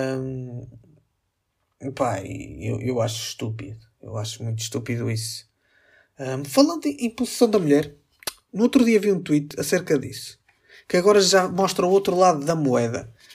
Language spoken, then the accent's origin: Portuguese; Northern Portugal, Portugal; accent: northern (sotaque do norte); eu também falo um bocado mais é? tipo com o sotaque do norte